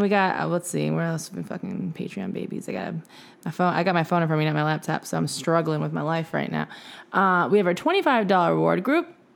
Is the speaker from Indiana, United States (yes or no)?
no; Michigan, United States; we're from Michigan